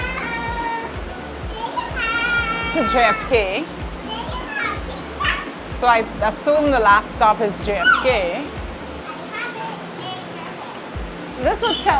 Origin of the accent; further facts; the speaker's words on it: Linden, Upper Demerara-Berbice, Guyana; moved away as an adult; now in New York, United States; I'm actually from Linden in Guyana